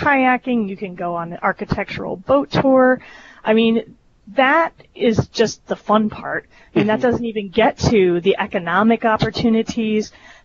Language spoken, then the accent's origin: English; East Coast, United States; moved away as an adult; also born or lived in Washington, D.C.; now in Chicago, United States; I'm originally from the East Coast